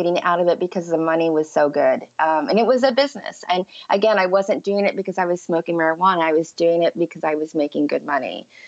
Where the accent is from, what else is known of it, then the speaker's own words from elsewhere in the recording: Ohio, United States; moved away as an adult; also born or lived in Chicago; I grew up in the Midwest, in Ohio, on a farm